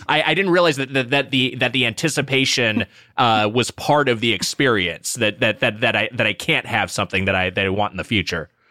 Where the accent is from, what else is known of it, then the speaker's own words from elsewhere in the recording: Southern California, United States; I performed at Disneyland as a kid because I grew up in Southern California